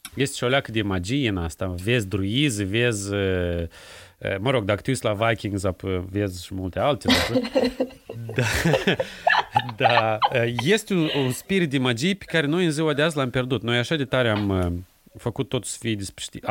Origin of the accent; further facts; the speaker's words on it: Chișinău, Moldova; moved away; also born or lived in Seattle, United States; eu m-am născut în Chișinău, am copilărit în Chișinău